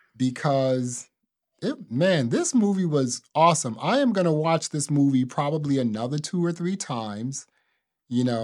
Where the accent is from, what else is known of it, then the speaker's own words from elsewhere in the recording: New Jersey, United States; growing up in New Jersey